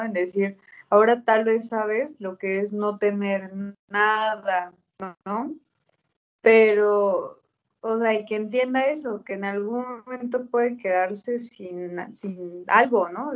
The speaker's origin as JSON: {"language": "Spanish", "country": "Mexico", "said": "yo viviendo en México"}